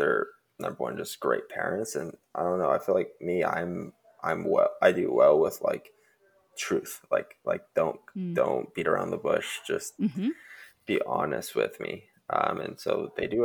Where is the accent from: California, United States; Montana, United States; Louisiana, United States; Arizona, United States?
Arizona, United States; Growing up in Arizona